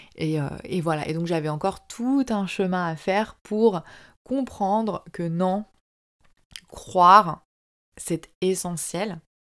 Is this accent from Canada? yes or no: no; France; moved away as an adult; also born or lived in Southeast Asia; j'ai quitté la France et que je suis partie vivre en Asie du Sud-Est